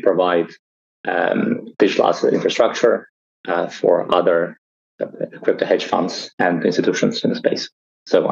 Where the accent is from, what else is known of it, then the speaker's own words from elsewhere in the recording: Russia; moved away; I was born originally in Russia